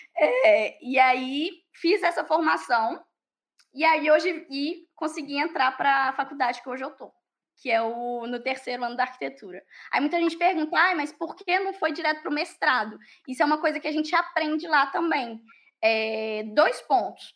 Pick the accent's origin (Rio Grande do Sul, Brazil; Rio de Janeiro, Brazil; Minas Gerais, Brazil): Minas Gerais, Brazil; Pará de Minas; moved away as an adult; also born or lived in Ireland; now in France; eu sou de Minas, eu sou de uma cidade a duas horas de BH, para de Minas